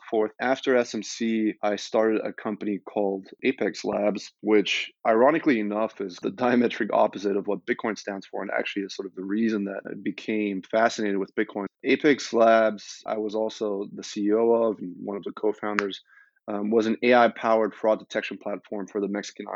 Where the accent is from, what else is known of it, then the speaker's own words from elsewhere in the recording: Munich, Bavaria, Germany; moved away as an adult; also born or lived in Stanford, United States; I was born and raised in Munich, Germany, and then I went to the US to Stanford for college